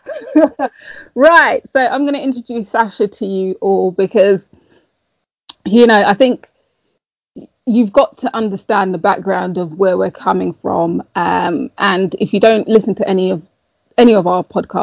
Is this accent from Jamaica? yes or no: no; London, United Kingdom; moved away as an adult; also born or lived in Tottenham; I wasn't brought up in Tottenham. I was brought up in Hackney